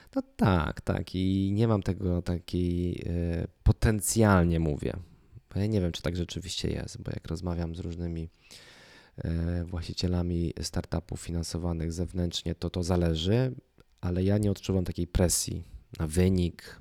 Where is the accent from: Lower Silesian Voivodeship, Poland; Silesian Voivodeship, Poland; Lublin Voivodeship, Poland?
Lublin Voivodeship, Poland; moved away as an adult; also born or lived in Kraków; z mojego miasta, z którego pochodzę, z Lubelszczyzny